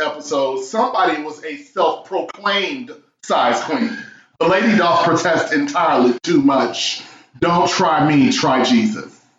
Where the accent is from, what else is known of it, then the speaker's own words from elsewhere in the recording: Chicago, Illinois, United States; I grew up, born and raised in Chicago downtown